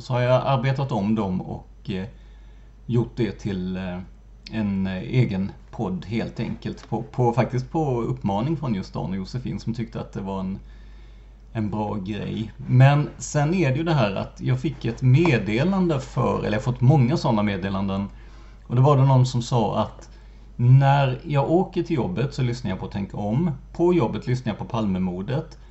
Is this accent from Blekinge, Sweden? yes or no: yes; Rödeby, Blekinge, Sweden; moved away; min hemort Rödeby